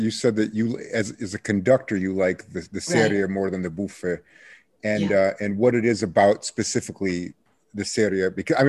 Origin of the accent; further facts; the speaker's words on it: United States; I think growing up in the United States